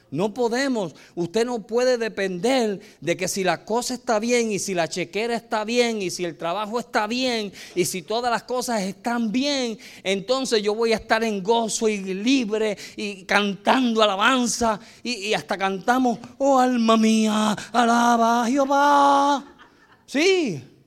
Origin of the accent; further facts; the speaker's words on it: United States; moved away; also born or lived in El Salvador; nosotros, como éramos gringos